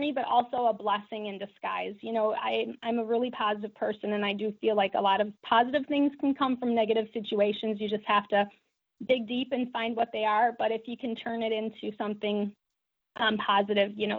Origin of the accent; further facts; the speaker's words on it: La Crosse, Wisconsin, United States; I grew up in La Crosse